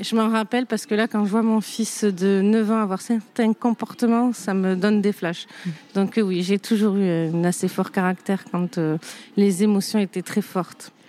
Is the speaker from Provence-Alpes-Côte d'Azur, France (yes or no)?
yes; Saint-Rémy-de-Provence, Provence-Alpes-Côte d'Azur, France; moved away; also born or lived in Arles / Nîmes / Alès; J'ai grandi avec ma mère, euh, euh, donc une famille, ma mère qui était toute seule. dans un petit village Saint-Rémy de Provence